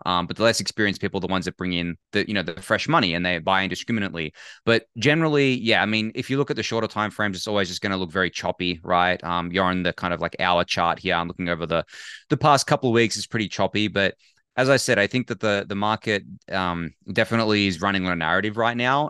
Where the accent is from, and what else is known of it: Australia